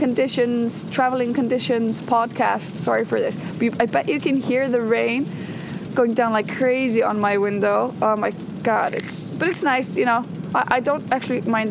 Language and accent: English; Iceland; As I drive into Reykjavik from my hometown on a very, very rainy morning. It is pouring buckets down here in Iceland.